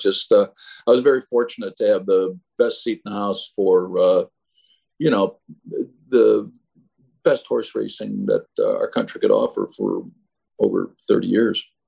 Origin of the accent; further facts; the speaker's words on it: Chicago, Illinois, United States; when I grew up in Chicago